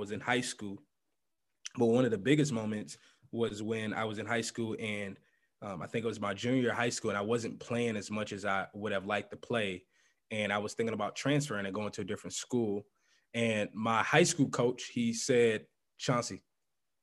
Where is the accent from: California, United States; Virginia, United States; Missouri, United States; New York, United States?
Missouri, United States; St. Louis; moved away as an adult; also born or lived in Minneapolis, Minnesota; now in Minnesota, United States; I grew up in St. Louis